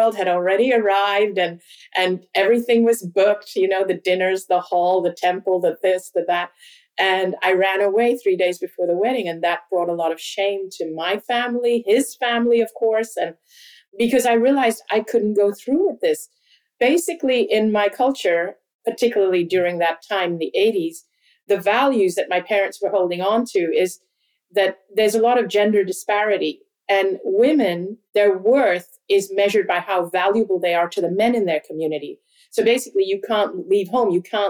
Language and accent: English; Hong Kong; also born or lived in India; My parents are Hindu. We're Indian, ethnically Indian. I've never lived in India. I've always grown up outside of India. We traveled because of my dad's work. I actually went to school in Hong Kong, which is predominantly a Chinese city.